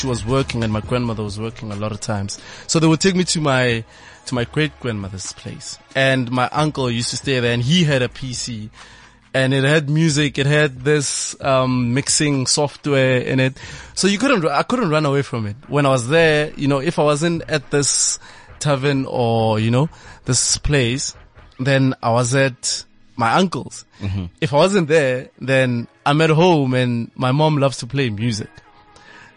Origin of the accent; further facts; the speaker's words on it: Siyabuswa, Mpumalanga, South Africa; Grew up in Siyabusa, in MP.